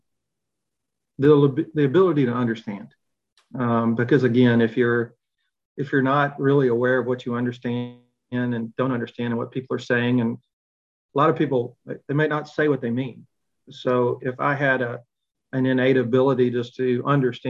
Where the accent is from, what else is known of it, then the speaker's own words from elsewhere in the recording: Montgomery, Alabama, United States; I grew up in Montgomery, Alabama, in the 60s and 70s